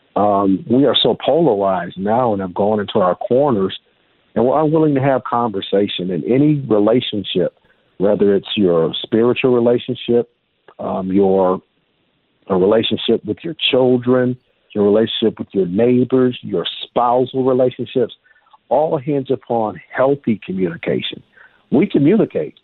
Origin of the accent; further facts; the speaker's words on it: United States; I'm an African American male uh, in uh, United States of America.